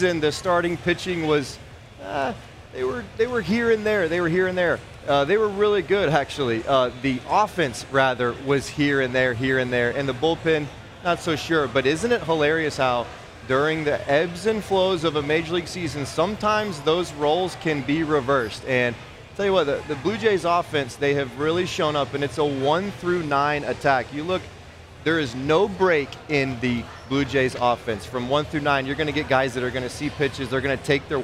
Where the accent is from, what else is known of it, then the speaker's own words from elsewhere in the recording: United States; as an American